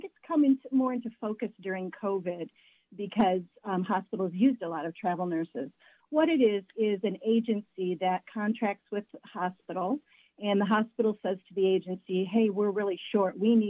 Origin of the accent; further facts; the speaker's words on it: Michigan, United States; moved away; So I'm originally from Michigan, so I spent my first couple of years in Michigan